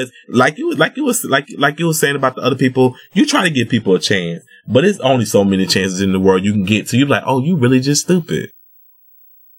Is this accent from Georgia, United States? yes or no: yes; Georgia, United States; I grew up in Georgia